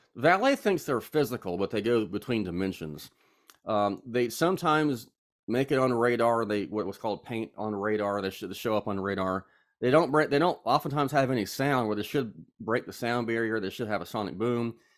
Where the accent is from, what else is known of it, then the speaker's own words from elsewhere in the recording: Charlotte, North Carolina, United States; now in Statesboro, United States; I am from Charlotte, North Carolina. I currently live in Statesboro, Georgia